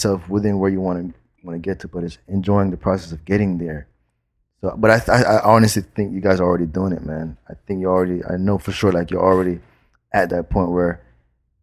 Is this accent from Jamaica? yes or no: yes; Jamaica; now in Los Angeles, United States; being Jamaican